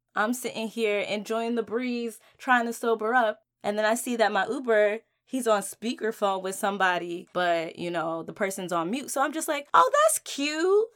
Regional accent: New Jersey, United States; moved away as an adult; now in Washington, D.C., United States; I was born and raised in Jersey

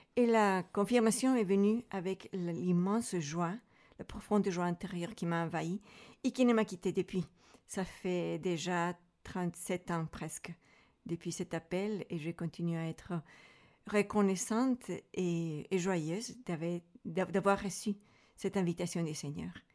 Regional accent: Santiago, Santiago Metropolitan Region, Chile; French is a second language; moved away as an adult; now in Switzerland; je viens du Chili, à l'origine de la ville de Santiago

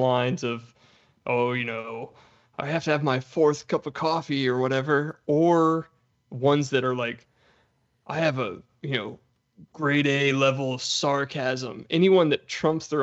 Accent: Dallas, Texas, United States; moved away; I'm from Dallas

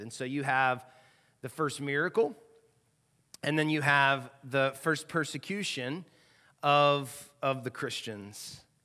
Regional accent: the South, United States; moved away as an adult; now in Louisville, United States; I've lived here now eighteen years, and I don't feel like I'm in the South, 'cause I grew up in the South

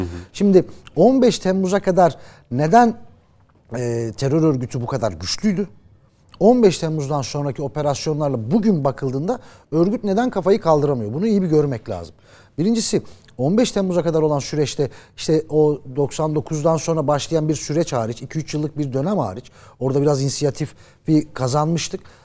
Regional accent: Muş Province, Turkey; Ben de oranın Muşluyum ben aslan Muşluyum.

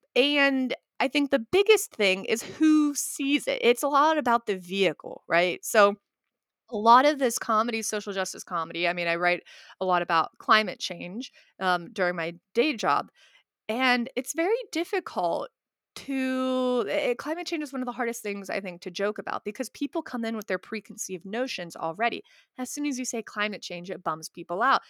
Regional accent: West Virginia, United States; growing up as a Indian American in West Virginia

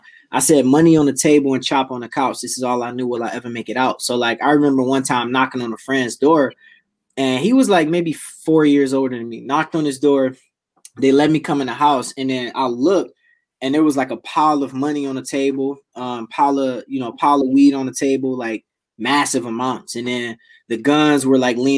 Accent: Detroit, Michigan, United States; born and raised Detroit, Michigan

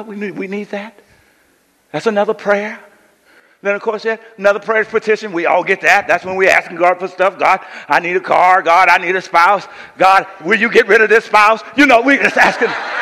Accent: Coushatta, Louisiana, United States; also born or lived in San Francisco, California; I grew up with my granduncle and aunt in Coushatta, Louisiana

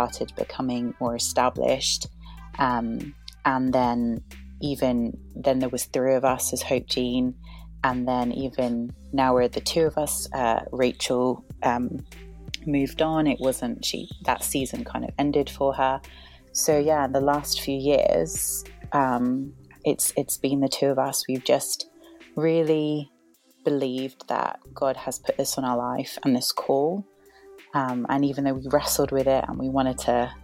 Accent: United Kingdom; We're British, very proud

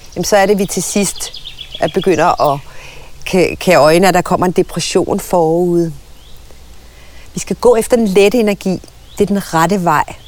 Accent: Søborg, Capital Region of Denmark, Denmark; jeg voksede op i Søborg på Sjælland, ikke langt fra Gladsaxe

